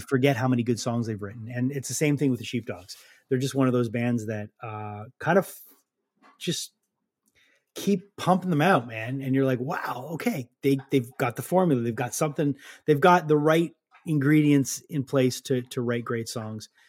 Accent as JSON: {"language": "English", "town": "Montreal", "region": "Quebec", "country": "Canada", "said": "being from montreal you do feel the oldness"}